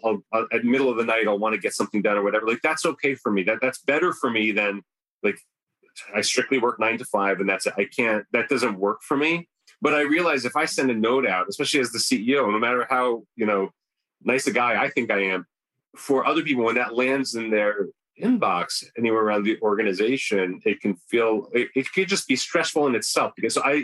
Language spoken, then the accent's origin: English; New Canaan, Connecticut, United States; also born or lived in Syria / Turkey; I grew up in New Canaan, Connecticut, a very well-to-do part of the country